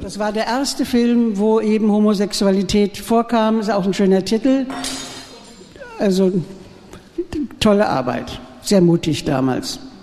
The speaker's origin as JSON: {"language": "German", "town": "Frankfurt am Main", "region": "Hesse", "country": "Germany", "moved": "as an adult", "lives_now": "Berlin, Germany", "said": "Ich komme aus Frankfurt am Main früher"}